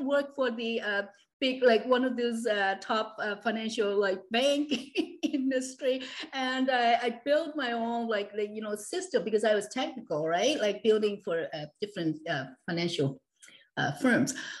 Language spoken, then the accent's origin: English; Hong Kong; I was born and raised actually in Hong Kong back in the 60s, early 60s.